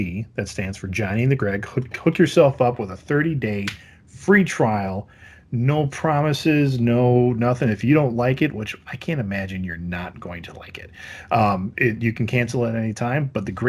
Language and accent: English; Wisconsin, United States; I'm Wisconsin.